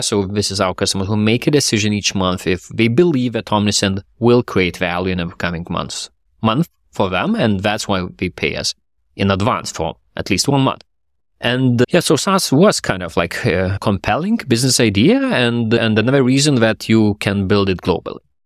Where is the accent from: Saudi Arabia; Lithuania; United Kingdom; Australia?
Lithuania; myself and then my co-founder, we are from Lithuania